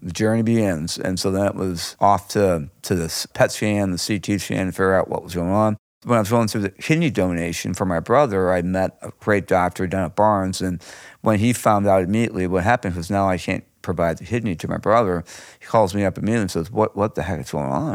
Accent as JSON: {"language": "English", "town": "St. Louis", "region": "Missouri", "country": "United States", "tie": "born or raised there", "said": "I was born and raised here in Saint Louis"}